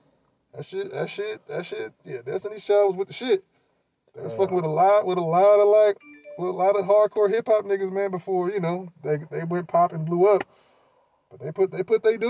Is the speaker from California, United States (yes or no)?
yes; the Bay Area, California, United States; we are both from the Bay, born and raised